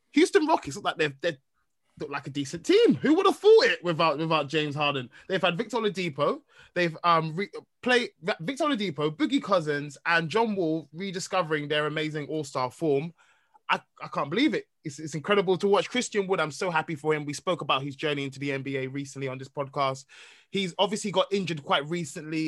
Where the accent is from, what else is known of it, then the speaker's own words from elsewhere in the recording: Nigeria; I'm a Nigerian man